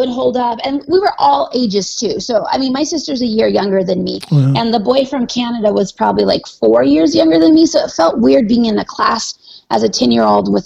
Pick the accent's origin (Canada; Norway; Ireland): Norway; moved away as an adult; also born or lived in Arizona, United States; now in United States; So when I was a little kid, we moved to Norway. Basically, I grew up there. I spent almost 20 years of my life there